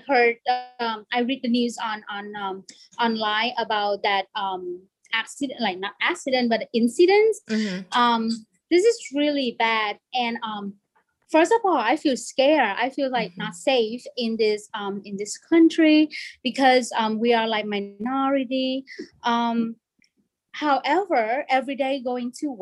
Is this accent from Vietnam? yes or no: yes; Vietnam; English is a second language; moved away as an adult; now in United States; I was born in Vietnam and came here when I was 20